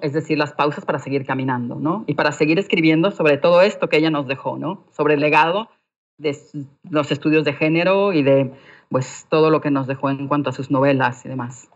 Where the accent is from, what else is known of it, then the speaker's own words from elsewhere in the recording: Mexico; moved away as an adult; also born or lived in London; como mujer mexicana